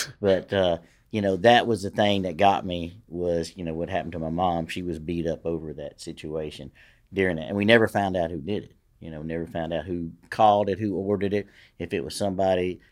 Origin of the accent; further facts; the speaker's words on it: Shreveport, Louisiana, United States; I grew up in Queensboro, which is, you know, I mean, that's a hell of a neighborhood